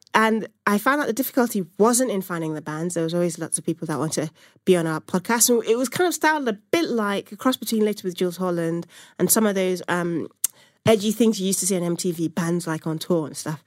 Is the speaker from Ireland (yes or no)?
no; Nigeria; moved away; I'm from Nigeria originally